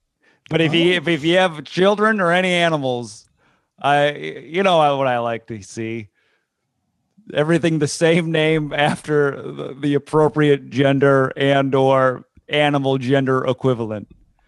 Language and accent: English; New Jersey, United States; Oh, I grew up in Barta Brands, New